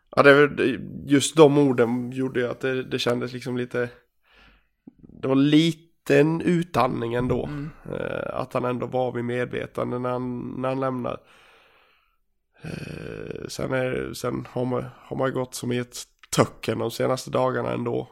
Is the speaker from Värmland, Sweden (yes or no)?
no; Gagnef, Dalarna County, Sweden; moved away; hemma i Gagnef